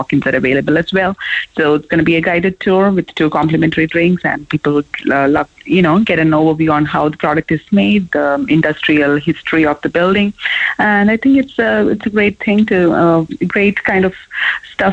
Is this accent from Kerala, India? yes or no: yes; Kerala, India; now in Ireland; I come from Kerala, which is even in India known as land of spices